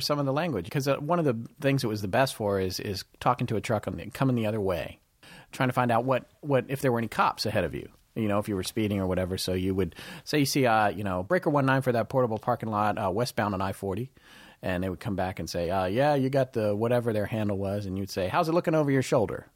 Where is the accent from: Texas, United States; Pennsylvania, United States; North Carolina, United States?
North Carolina, United States; also born or lived in California / Denver, Colorado; until I was an eight or nine, I lived in Denver, Colorado, and my mom and I moved back to North Carolina, where the bulk of her family was.